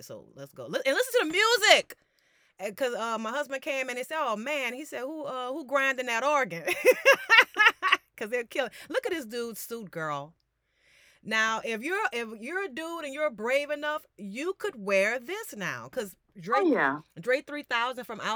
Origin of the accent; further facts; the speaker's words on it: New Orleans, Louisiana, United States; my hometown